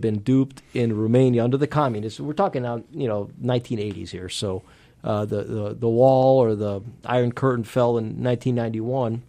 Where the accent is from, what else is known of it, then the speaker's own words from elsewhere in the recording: Miami, Florida, United States; first language Spanish; English is a second language; moved away as an adult; also born or lived in Pennsylvania; now in Georgia, United States; having grown up in Miami